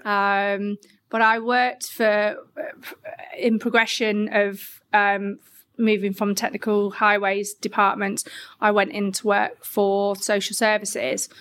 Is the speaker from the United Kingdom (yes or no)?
yes; Grimsby, Yorkshire and the Humber, United Kingdom; moved away; I'm originally from Grimsby